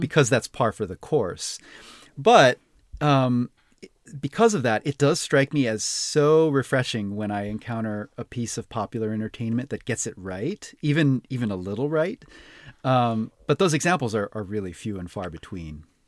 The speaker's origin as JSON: {"language": "English", "town": "Honolulu", "region": "Hawaii", "country": "United States", "tie": "born or raised there", "said": "I was born and raised in Honolulu on the island of mm. Oahu"}